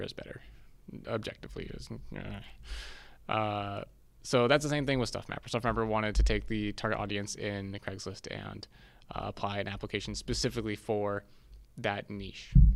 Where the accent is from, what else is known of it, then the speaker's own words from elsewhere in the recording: San Diego, California, United States; moved away as an adult; also born or lived in Seattle; born and raised in San Diego